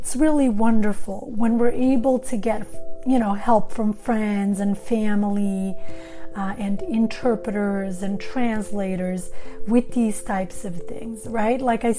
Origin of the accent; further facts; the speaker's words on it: Sweden; also born or lived in Montenegro; now in Los Angeles, United States; But Actually, I was born in Montenegro, former Yugoslavia, and when I was 10 years old, my family and I immigrated to Sweden.